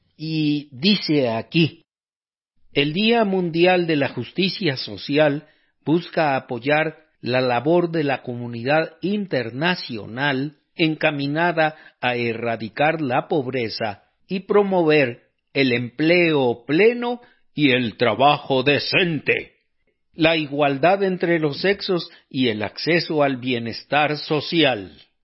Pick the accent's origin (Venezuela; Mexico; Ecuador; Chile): Mexico; aquí en México